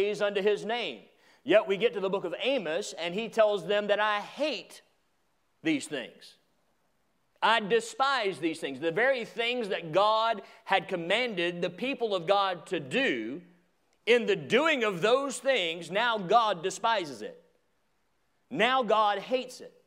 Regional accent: Atlanta, Georgia, United States; I grew up in the Atlanta area, and I lived in a trailer park

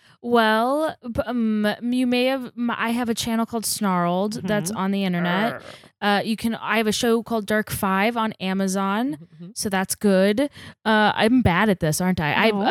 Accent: Texas, United States; I grew up in Texas.

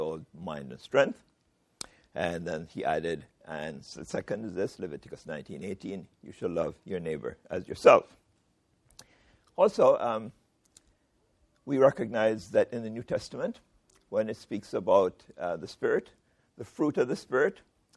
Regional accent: Jamaica; I am a Jamaican

